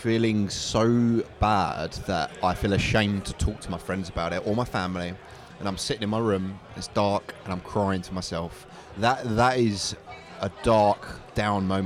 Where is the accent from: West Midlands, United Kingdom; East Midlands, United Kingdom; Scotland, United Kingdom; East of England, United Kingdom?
East of England, United Kingdom; Basildon; also born or lived in Chelmsford; I'm from Essex. Originally grew up in Basildon, but I moved out to Chelmsford